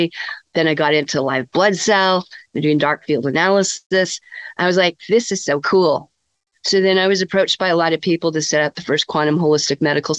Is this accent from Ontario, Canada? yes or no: no; Saskatoon, Saskatchewan, Canada; also born or lived in Kamloops, British Columbia; I grew up in the prairies called Saskatoon, and I attended the University of Saskatchewan